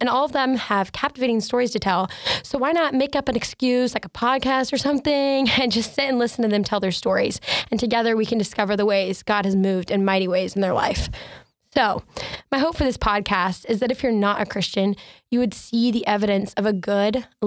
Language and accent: English; Asheville, North Carolina, United States; I'm from Asheville, North Carolina